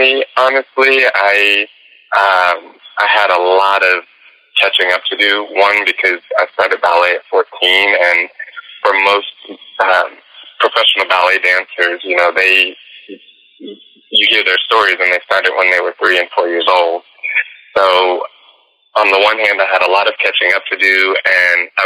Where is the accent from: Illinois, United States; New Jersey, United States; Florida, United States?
Florida, United States; Tampa; I did this community project called the Chocolate Nutcracker in my city in Florida. I'm from the Tampa Bay area